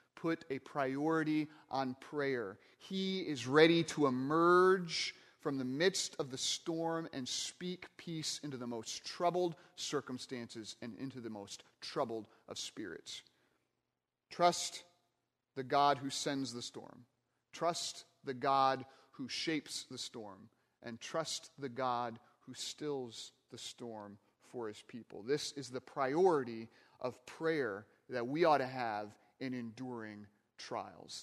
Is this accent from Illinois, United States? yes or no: no; Michigan, United States; I grew up in Michigan, not too far from Lake Michigan